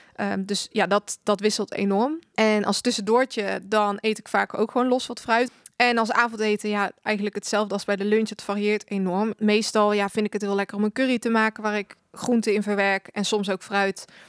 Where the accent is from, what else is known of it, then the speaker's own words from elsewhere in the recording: 's-Hertogenbosch, North Brabant, Netherlands; Ik ben 25 jaar en ik kom uit Den Bosch